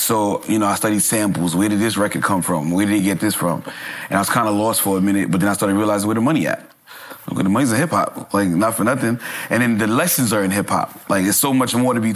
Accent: New York City, New York, United States; I was born and raised in Brooklyn.

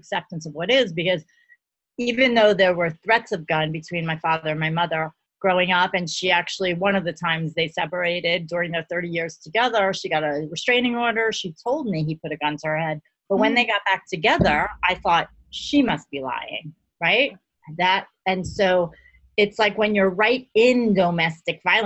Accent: New York City, New York, United States; born or raised there

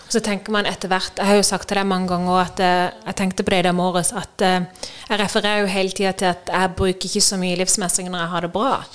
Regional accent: Norway; moved away as an adult; jeg hjemme i Norge

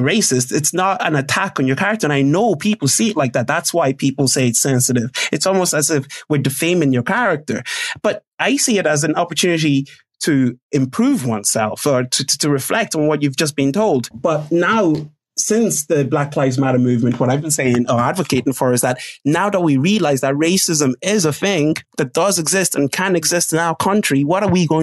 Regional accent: Ireland; when I was growing up in Ireland in secondary school.

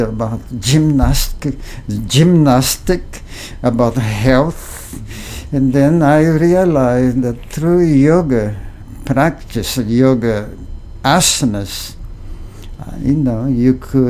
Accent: Brazil; moved away; I was born in Brazil in 1939.

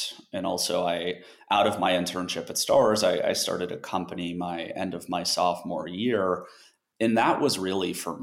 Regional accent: Colorado, United States; moved away; I grew up in Colorado

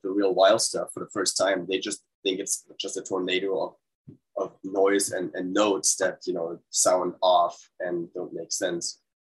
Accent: Germany; moved away as an adult; now in United States; I'm German

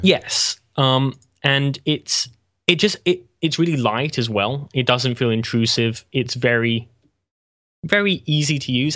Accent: England, United Kingdom; I'm English

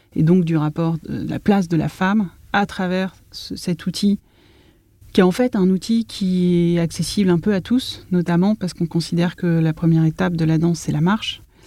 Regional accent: Paris, Île-de-France, France; j'ai grandi entre Paris, 20e arrondissement, près des buttes chemin, et la ville nouvelle

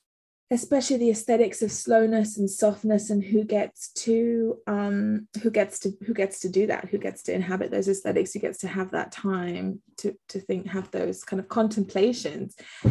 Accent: Accra, Greater Accra, Ghana; also born or lived in England; as a Ghanaian, because my family are Ghanaian and English, and I grew up between here and Accra, I have a particular relationship with slowness

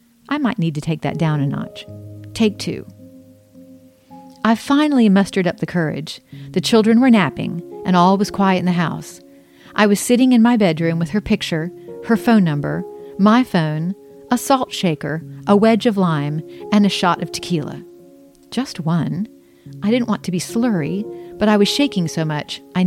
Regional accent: Charleston, South Carolina, United States; I was born in Charleston and put up for adoption

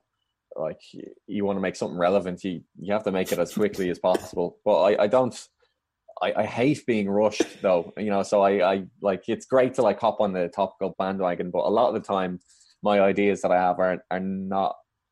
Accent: Dublin, Leinster, Ireland; moved away as an adult; now in London, United Kingdom; I grew up in Dublin and still live there

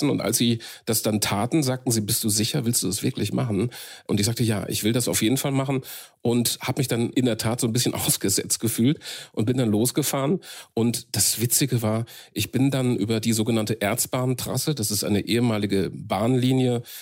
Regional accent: Marl, North Rhine-Westphalia, Germany; in meiner Heimatstadt Marl im nördlichen Ruhrgebiet.

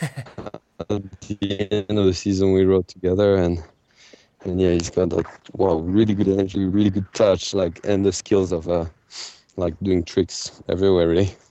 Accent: France; I grew up in the Pyrenees, which is a very small mountain, a kind of secondary mountain in France

